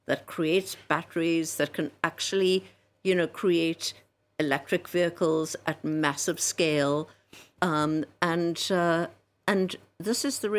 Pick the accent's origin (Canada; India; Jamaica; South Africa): South Africa; I mean, I grew up in South Africa, same thing.